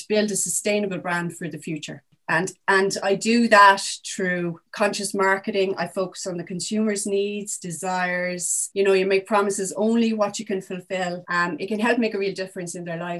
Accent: South Kilkenny, Leinster, Ireland; I'm originally from South Kilkenny, so now back living in Kilkenny town.

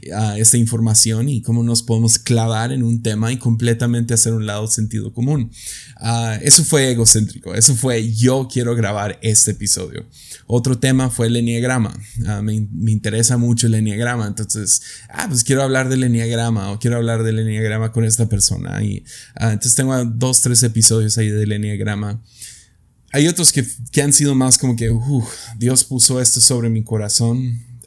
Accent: Mexico; en mi país, México

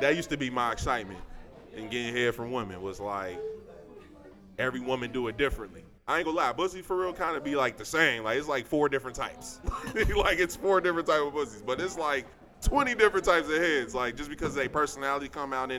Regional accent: United States; also born or lived in Westchester; I grew up in the Fay in Lincoln Heights when I was younger

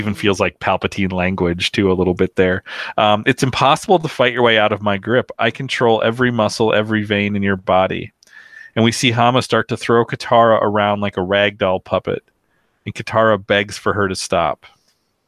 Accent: United States; as an American

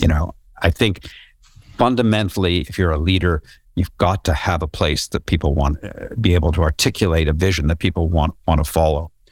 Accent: Canada; I'm from Canada and I, I grew up doing wilderness canoe trips in, uh, Northern Ontario

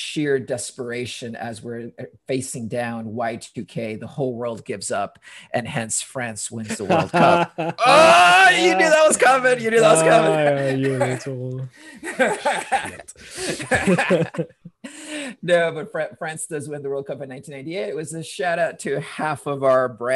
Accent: Honduras; also born or lived in London, United Kingdom / United States; now in Portland, United States

